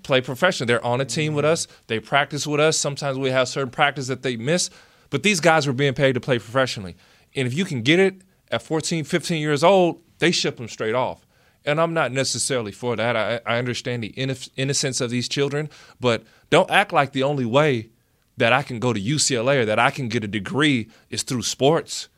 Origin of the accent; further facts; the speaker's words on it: United States; being American